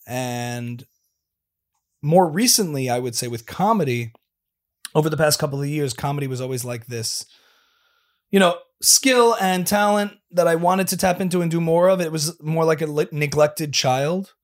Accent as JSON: {"language": "English", "region": "New Jersey", "country": "United States", "tie": "born or raised there", "also_born_or_lived": "New York", "said": "I'm a native New Jersey boy"}